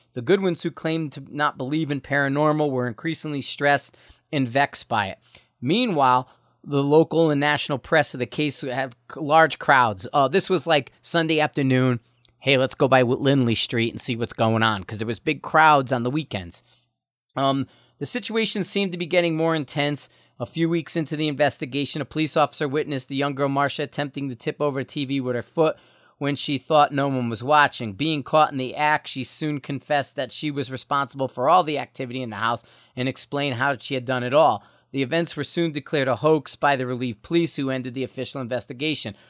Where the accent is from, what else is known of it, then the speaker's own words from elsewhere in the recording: Bridgeport, Connecticut, United States; also born or lived in Stratford, Connecticut / Shelton, Connecticut; I grew up in Bridgeport, Connecticut. We actually lived in Stratford, but at times we lived in Bridgeport.